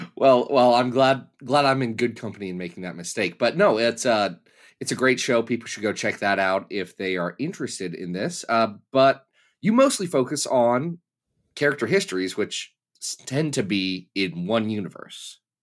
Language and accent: English; Kentucky, United States; I'm from Kentucky